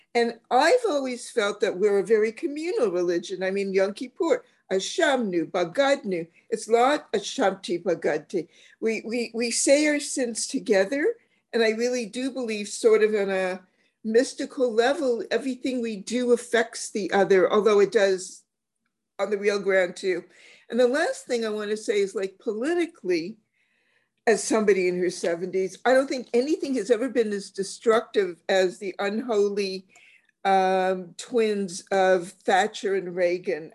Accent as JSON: {"language": "English", "country": "Canada", "said": "as a Canadian, I'm very much community oriented."}